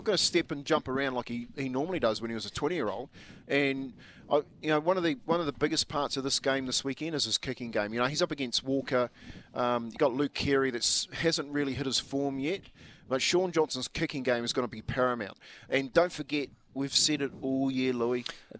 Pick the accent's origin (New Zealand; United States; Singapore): New Zealand; Like, you know, being a Kiwi, and I used to like watching the second 5-8